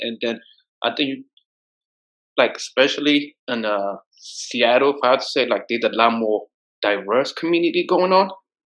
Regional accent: Ethiopia; my country, like, I'm from Ethiopia, right?

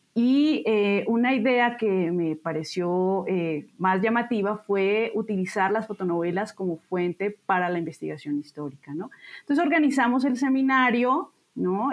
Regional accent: Bogotá, Colombia; moved away as an adult; now in Mexico City, Mexico; yo nací en Bogotá eh, y estudié historia en la Universidad Nacional de Colombia. Eh, después vine a México

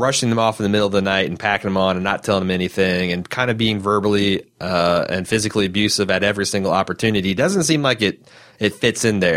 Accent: Midwest, United States; As a Midwesterner

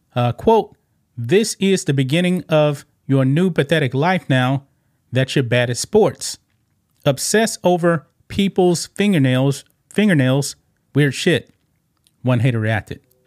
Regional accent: Texas, United States; We're both from Texas

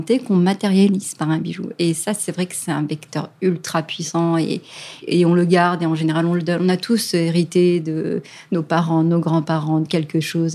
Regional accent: France; chez nous, en France

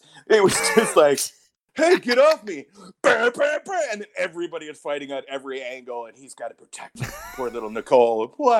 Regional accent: Wisconsin, United States; most people I grew up with in Wisconsin

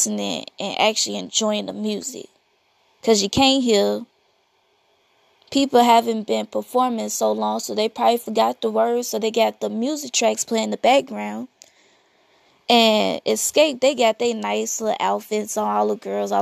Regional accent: Chicago, Illinois, United States; I'm from Chicago.

